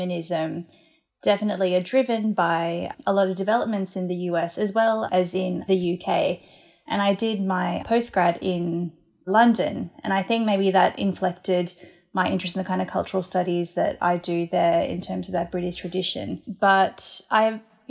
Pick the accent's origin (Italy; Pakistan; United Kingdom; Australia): Australia; I'm Australian, you know, born and raised in Australia